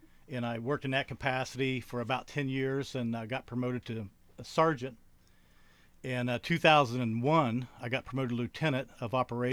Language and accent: English; Coolville, Ohio, United States; also born or lived in The Plains, Ohio; I was born and raised in Athens County.